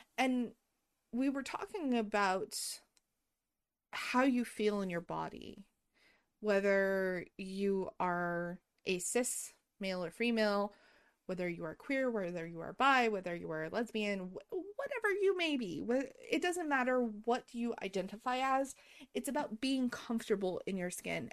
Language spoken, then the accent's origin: English; United States; growing up in America